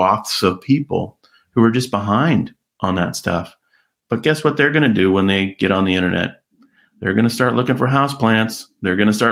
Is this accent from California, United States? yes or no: yes; California, United States; my hometown, little California town